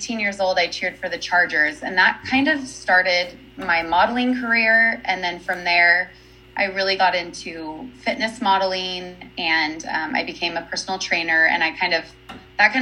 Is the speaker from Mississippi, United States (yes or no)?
no; San Diego, California, United States; moved away as an adult; now in Utah, United States; I'm actually originally from San Diego, California. So I just grew up there